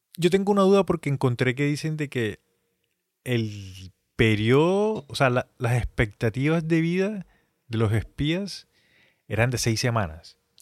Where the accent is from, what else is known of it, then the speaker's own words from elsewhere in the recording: Colombia; nosotros siendo colombianos, pues digamos que nosotros ya tenemos una base en el colegio, en la universidad